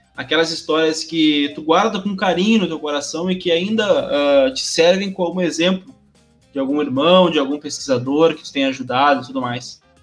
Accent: Rio Grande do Sul, Brazil; sou do Rio Grande do Sul

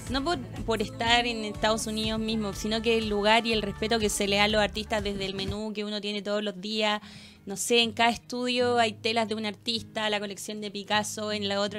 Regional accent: Granero, O'Higgins, Chile; also born or lived in Codegua; Codegua, nací y crié en Granero.

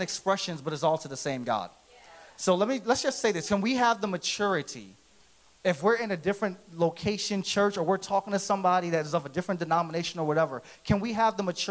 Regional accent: Philadelphia, Pennsylvania, United States; I grew up in Philadelphia. That's where I'm originally from.

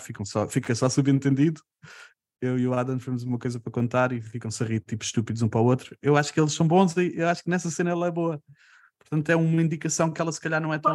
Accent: Portugal; somos portugueses

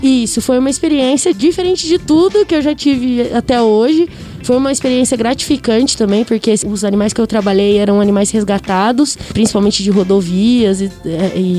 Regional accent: Bauru, São Paulo, Brazil; moved away as an adult; now in Garça, Brazil; sou de Bauru, natural de Bauru, mas é, por causa da faculdade eu moro aqui em Garça

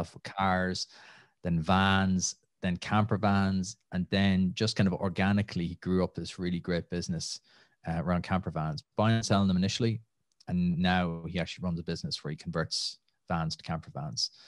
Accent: Nenagh, Munster, Ireland; moved away as an adult; also born or lived in Limerick / Los Angeles / Calgary; now in Dublin, Ireland; from Tip, from just outside Nina originally. Uh, grew up there

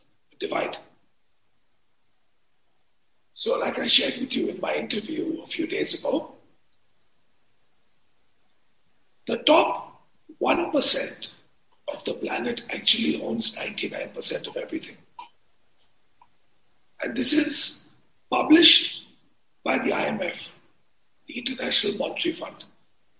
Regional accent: India; also born or lived in United States; I grew up a young Indian boy, US educated

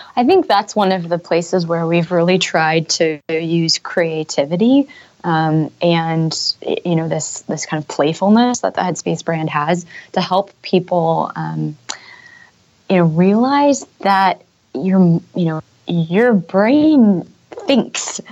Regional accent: Silicon Valley, California, United States; moved away as an adult; also born or lived in San Francisco / Europe; I grew up in Silicon Valley.

